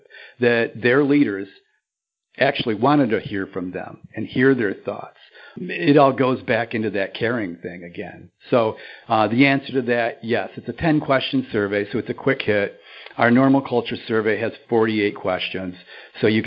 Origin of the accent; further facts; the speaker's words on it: Lansing, Michigan, United States; I grew up in Lansing, Michigan